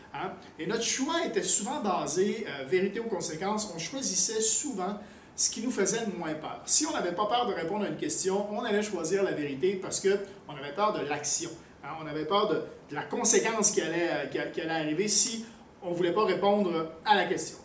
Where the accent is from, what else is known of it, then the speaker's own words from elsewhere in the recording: Quebec, Canada; also born or lived in France / Thailand; now in Cambodia; je suis un Québécois, mais j'ai vécu quasiment aussi longtemps à l'extérieur du Québec qu'au euh, Québec, entre autres en France, en Thaïlande.